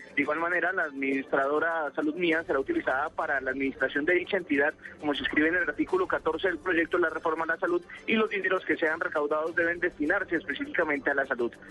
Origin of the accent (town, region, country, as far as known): Colombia; moved away as an adult; also born or lived in Ecuador